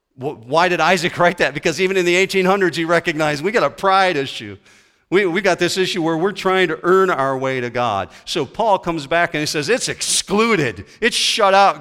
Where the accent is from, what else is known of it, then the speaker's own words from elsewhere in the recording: west coast of Michigan, United States; I grew up on the west coast of Michigan. I grew up on Lake Michigan shoreline